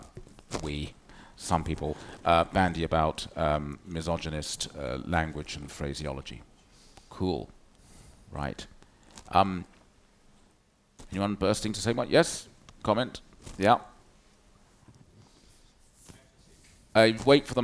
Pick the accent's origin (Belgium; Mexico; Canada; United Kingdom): United Kingdom; now in Brooklyn, United States; We're British